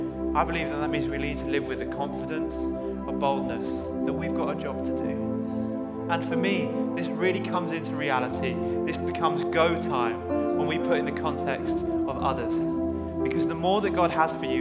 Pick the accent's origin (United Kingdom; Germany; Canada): United Kingdom; I hate being British sometimes, but I love it at the same time.